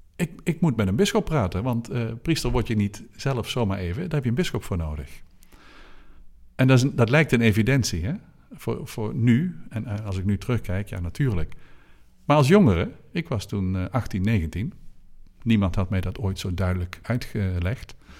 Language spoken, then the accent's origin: Dutch; Oosterhout, North Brabant, Netherlands; een priester in uh, Oosterhout, waar ik ben opgegroeid